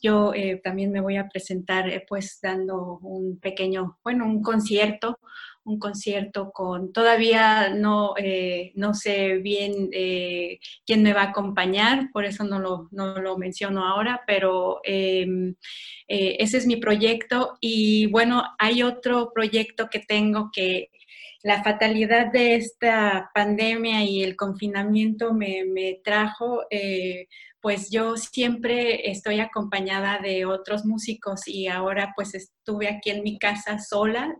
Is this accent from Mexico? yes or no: yes; Mexico; now in Berlin, Germany; nuestra vida como mexicanos en el extranjero